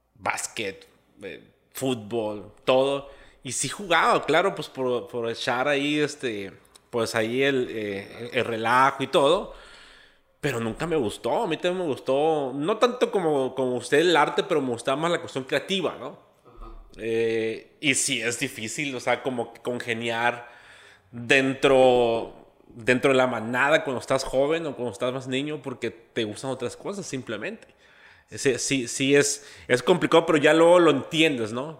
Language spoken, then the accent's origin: Spanish; Santa Rosalía, Baja California Sur, Mexico; Yo soy, yo soy de Santa Rosalía.